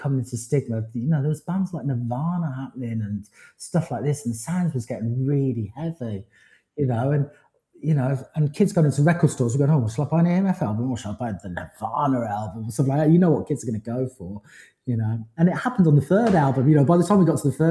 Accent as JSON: {"language": "English", "area": "Forest of Dean", "region": "South West England", "country": "United Kingdom", "tie": "born or raised there", "also_born_or_lived": "London", "moved": "yes", "said": "I had a wonderful time growing up in Forest of Dean"}